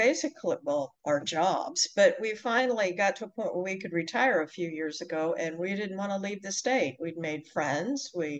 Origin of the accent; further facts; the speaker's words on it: Inglewood, California, United States; also born or lived in El Segundo, California; now in Florida, United States; I was born actually in Inglewood, California, in a hospital that's right next to where the professional basketball team plays. And that used to be a racetrack, and now it's a basketball arena. But I was born and raised in Inglewood.